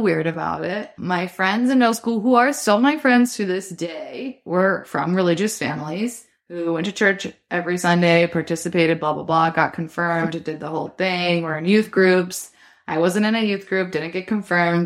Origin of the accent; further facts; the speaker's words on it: Dallas, Texas, United States; now in New York, United States; my experience in Texas was that my parents are from New York and moved to Texas.